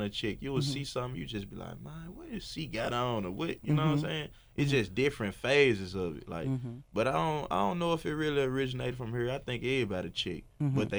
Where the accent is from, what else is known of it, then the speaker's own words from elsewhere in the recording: Memphis, Tennessee, United States; I'm from Frazier